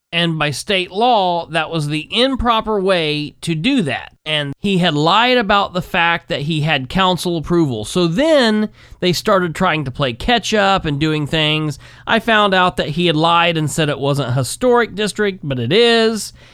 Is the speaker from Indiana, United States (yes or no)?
yes; Winchester, Indiana, United States; my hometown in Winchester